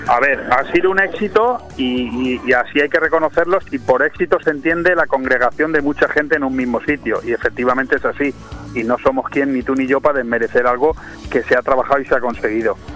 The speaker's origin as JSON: {"language": "Spanish", "country": "Spain", "said": "como español"}